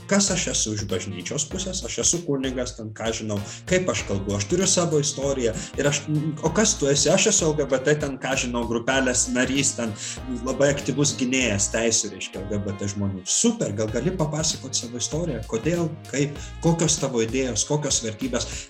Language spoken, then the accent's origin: Lithuanian; Klaipėda, Klaipėda County, Lithuania; ten kur aš augau aš esu klaipėdietis